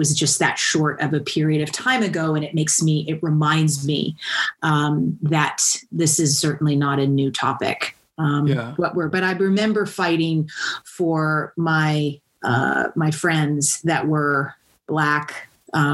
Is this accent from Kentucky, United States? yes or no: yes; Kentucky, United States; I grew up in Kentucky. So the South or the Midwest, depending on how you look at it